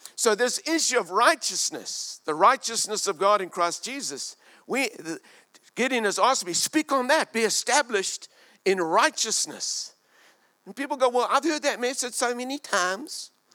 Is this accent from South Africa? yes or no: yes; South Africa; moved away as an adult; also born or lived in Australia / Hong Kong; now in New Zealand; I lived in South Africa, Glendonau for 36 years, and then Australia, mate, for 14 years, and Hong Kong for 15 years.